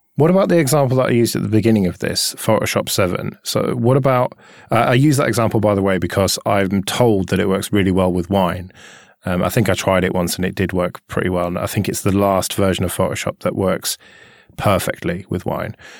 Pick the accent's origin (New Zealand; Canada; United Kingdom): United Kingdom; we're British